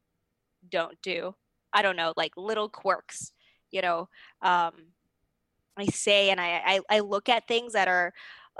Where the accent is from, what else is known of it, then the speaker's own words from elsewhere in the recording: Arcadia, California, United States; where I grew up in Arcadia, it is very academic driven.